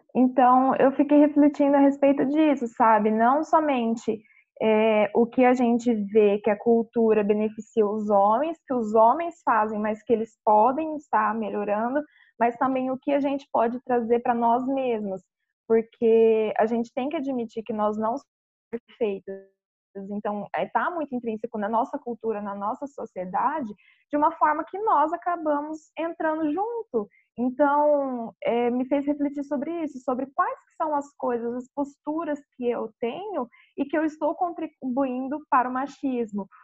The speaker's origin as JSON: {"language": "Portuguese", "town": "Paranavaí", "region": "Paraná", "country": "Brazil", "said": "eu sou de Paranavaí, Paraná"}